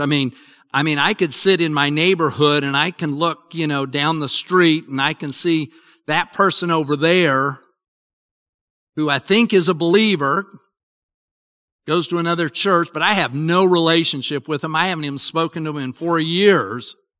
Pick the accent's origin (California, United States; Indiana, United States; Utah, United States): Utah, United States; I grew up in Utah